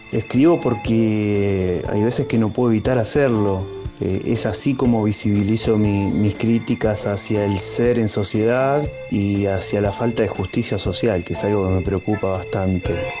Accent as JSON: {"language": "Spanish", "town": "Chivilcoy", "region": "Buenos Aires Province", "country": "Argentina", "said": "soy de Chivilcoy, provincia de Buenos Aires"}